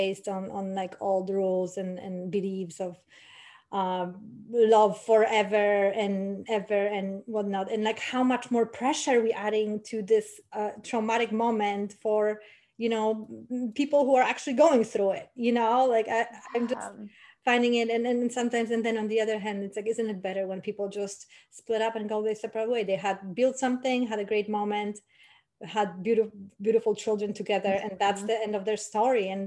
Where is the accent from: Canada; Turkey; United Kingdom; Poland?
Poland; I come from Poland